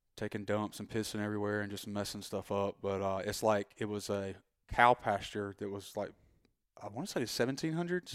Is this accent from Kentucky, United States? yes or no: no; Rocky Mount, North Carolina, United States; accent: super thick Southern